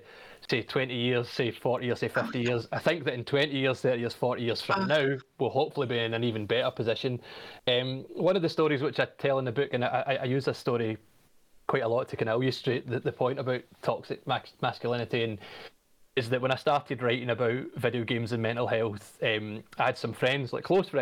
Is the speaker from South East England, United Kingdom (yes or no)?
no; Glasgow, Scotland, United Kingdom; also born or lived in Australia; I'm from Glasgow. I was born in 1986. I'm 35. Mm-hmm. I spent most of my childhood growing up in the 90s in the west of Scotland